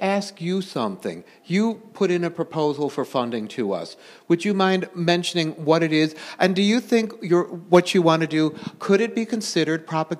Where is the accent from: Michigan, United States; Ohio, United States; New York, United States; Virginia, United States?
New York, United States; Buffalo; I'm from Buffalo, New York.